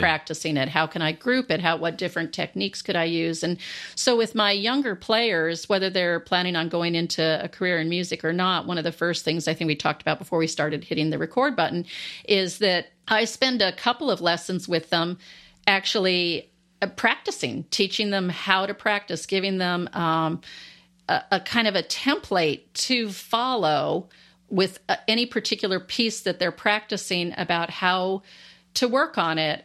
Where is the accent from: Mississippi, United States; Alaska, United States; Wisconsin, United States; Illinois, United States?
Alaska, United States; moved away; also born or lived in Landstuhl, Germany / Washington State; growing up in Alaska, I grew up in the outdoors a lot